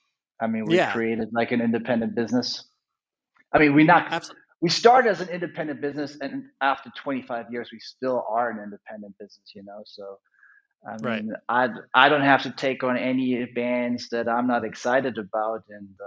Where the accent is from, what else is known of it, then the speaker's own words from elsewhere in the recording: Munich, Bavaria, Germany; Yeah, I was born in Munich. I've never left Munich. I traveled around the world.